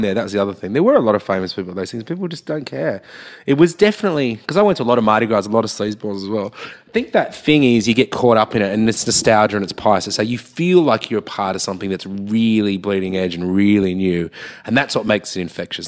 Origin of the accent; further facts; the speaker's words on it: Sydney, New South Wales, Australia; I'm growing up in Gladesville